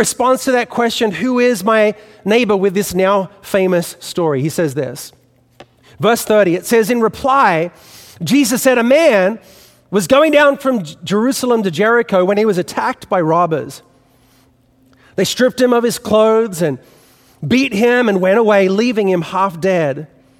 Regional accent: Australia; accent: Australian; now in New York City, United States; You know, you can tell by what's left of my Australian accent that I didn't grow up in New York City. And so growing up in Australia, I didn't have a fixture in my childhood

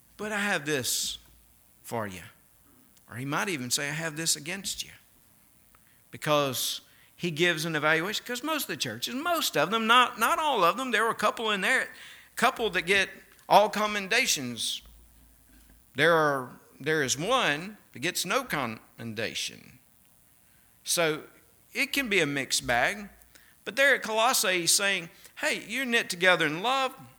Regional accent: Mississippi, United States; accent: Mississippi; moved away; my Mississippi accent

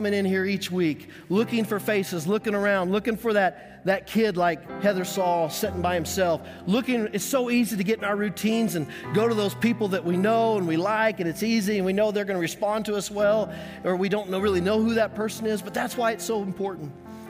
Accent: Colorado, United States; When we lived growing up in Colorado and I learned to love the Denver Donkeys, that was our family in Colorado.

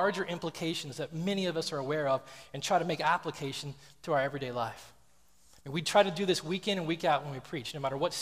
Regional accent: the South, United States; I grew up in the South, and then we traveled a lot

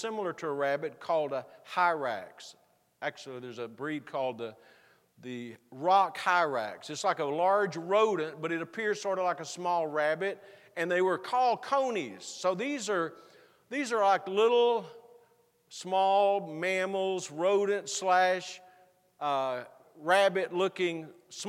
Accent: Texas, United States; moved away; where I grew up in Texas

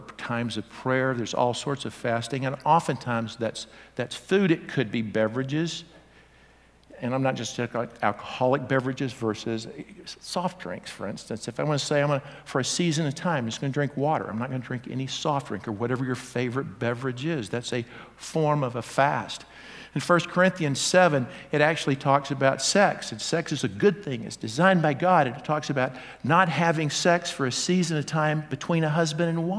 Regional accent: the South, United States; I grew up in the South

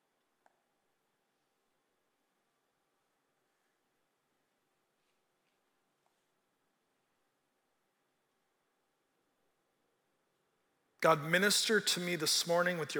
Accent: California, United States; I'm from California

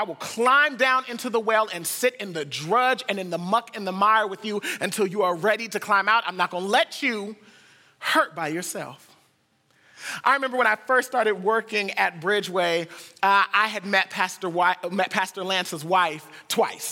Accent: United States; we're from the United States

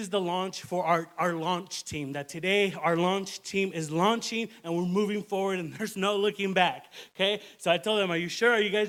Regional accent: Phoenix, Arizona, United States; moved away as an adult; now in Nashville, United States; I am originally born and raised in Phoenix, Arizona, and in 2019, I moved to the Nashville area

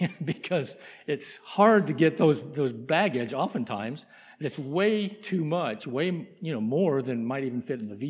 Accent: New Mexico, United States; moved away; my home state in New Mexico

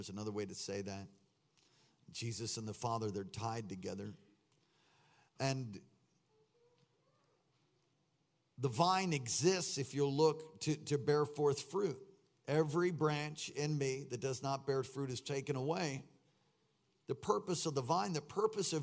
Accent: East Coast, United States; I'm from the East Coast

